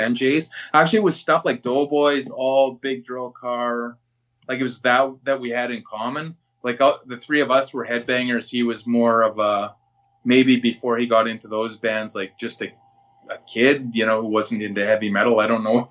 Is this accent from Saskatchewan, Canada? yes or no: yes; Regina, Saskatchewan, Canada; I'm from the North End of Regina